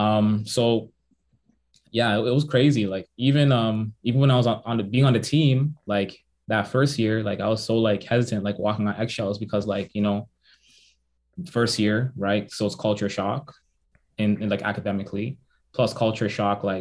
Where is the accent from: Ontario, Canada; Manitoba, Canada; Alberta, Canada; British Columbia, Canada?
Ontario, Canada; Toronto; also born or lived in Waterloo, Ontario; I'm from Toronto, I'm from Jane and Finch